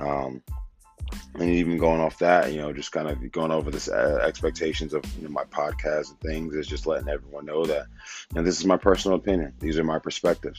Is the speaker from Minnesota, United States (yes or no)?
no; Wilmington, Delaware, United States; born and raised in Wilmington, Delaware